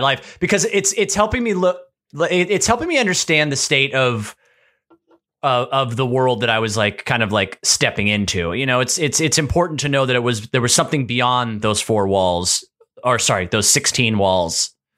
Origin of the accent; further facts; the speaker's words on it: Hillerød, Capital Region of Denmark, Denmark; moved away; I was born in Denmark.